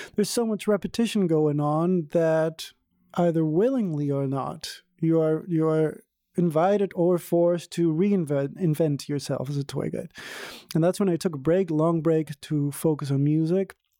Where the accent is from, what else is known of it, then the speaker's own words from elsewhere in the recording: Venezuela; now in Berlin, Germany; I'm from Venezuela originally.